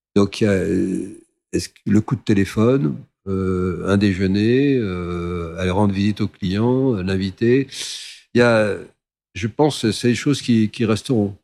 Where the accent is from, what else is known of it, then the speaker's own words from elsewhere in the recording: France; moved away as an adult; also born or lived in Côte d'Ivoire; en tant que Français